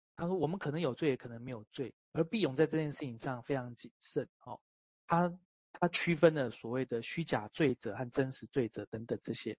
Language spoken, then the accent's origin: Chinese; Taiwan; 我出生在台湾嘛